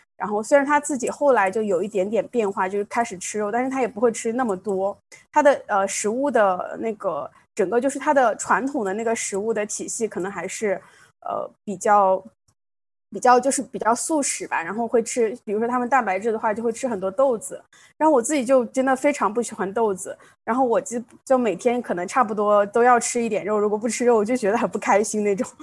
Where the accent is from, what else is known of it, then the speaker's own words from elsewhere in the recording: Gansu, China; moved away; 我小时候，我的老家在甘肃， 然后我就是生长在山区